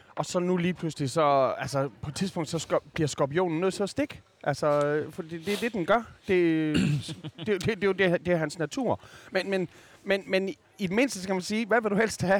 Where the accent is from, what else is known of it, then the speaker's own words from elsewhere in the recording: Skanderborg, Central Denmark Region, Denmark; vokset op i Skanderborg